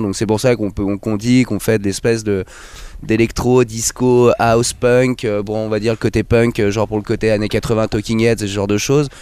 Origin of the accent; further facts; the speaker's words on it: Bougival, Île-de-France, France; also born or lived in Versailles; j'habite à Versailles. Après, on vient de Bougival, qui est une petite ville à côté